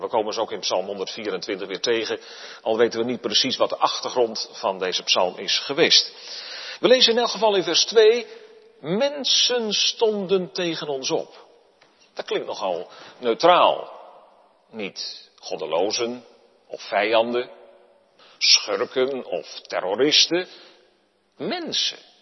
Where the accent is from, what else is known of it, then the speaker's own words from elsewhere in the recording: Netherlands; wij staan als Nederlanders erom bekend dat wij erg op onze vrijheid zijn gesteld